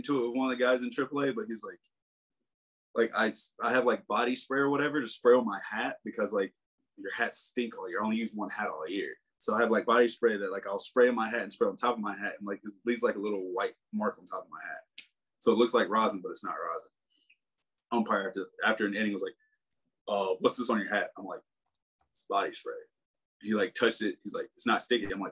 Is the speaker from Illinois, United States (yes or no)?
no; South Carolina, United States; growing up in South Carolina